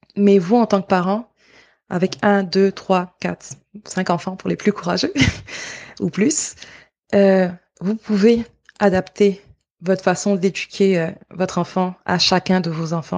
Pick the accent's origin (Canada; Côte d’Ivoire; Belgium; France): Côte d’Ivoire; moved away; de là où je viens, en Côte d'Ivoire